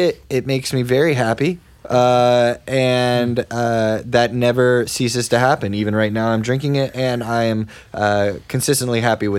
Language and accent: English; Dallas area, Texas, United States; moved away; also born or lived in Grand Prairie, Texas; That's the city I was born in the Dallas area. Lived there till I was about 9 and then moved to another suburb till I was 19.